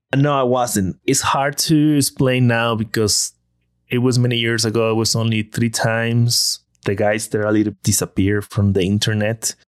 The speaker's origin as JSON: {"language": "English", "town": "Villahermosa", "region": "Tabasco", "country": "Mexico", "tie": "born or raised there", "moved": "as an adult", "said": "I'm from Tabasco."}